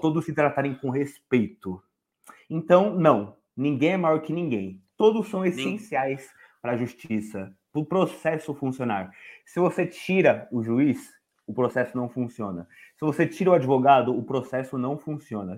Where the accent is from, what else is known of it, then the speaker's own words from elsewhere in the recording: São Paulo, Brazil; eu sou de São Paulo, da Zona Leste, e para quem conhece aqui, sabe que aqui é o buraco, é o esgoto do Estado. E devido a eu ter crescido aqui